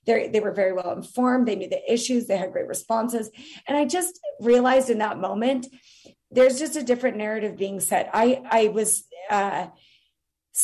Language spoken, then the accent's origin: English; Utah, United States; my home state of Utah